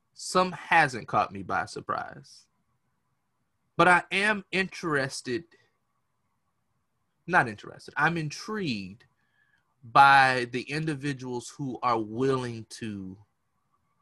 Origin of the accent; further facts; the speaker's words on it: United States; we as the American people